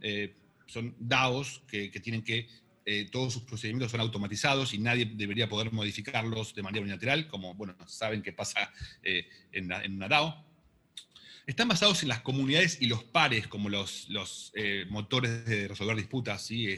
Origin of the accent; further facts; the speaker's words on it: Argentina; yo soy argentino